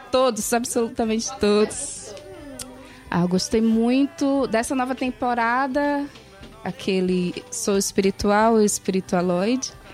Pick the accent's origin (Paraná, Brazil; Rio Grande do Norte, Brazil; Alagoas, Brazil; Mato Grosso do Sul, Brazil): Rio Grande do Norte, Brazil; Parnamirim; sou de Parnamirim, no Rio Grande do Norte